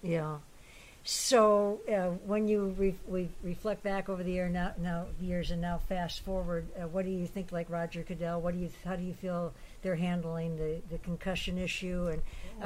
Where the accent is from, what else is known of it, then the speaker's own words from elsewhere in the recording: Detroit, Michigan, United States; moved away; here from Detroit, uh, my hometown